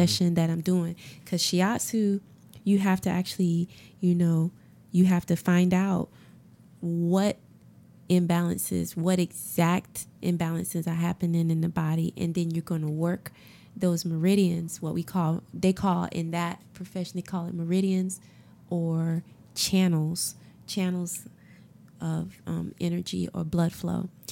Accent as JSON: {"language": "English", "town": "Augusta", "country": "United States", "tie": "born or raised there", "also_born_or_lived": "South Africa / West Africa / Caribbean / Harlem, New York", "moved": "as an adult", "said": "I'm from Augusta. Yep, I'm from Augusta and grew up all my life, born and raised"}